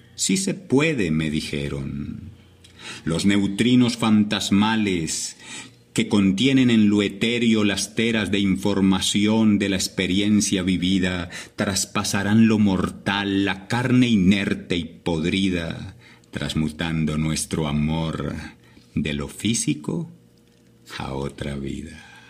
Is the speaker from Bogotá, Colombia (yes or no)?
no; La Virginia, Risaralda, Colombia; now in Medellín, Colombia; Nací en la Virginia Rizaralda, en un hogar muy humilde, Jaime Humberto y María Rosalba, mis padres, del campo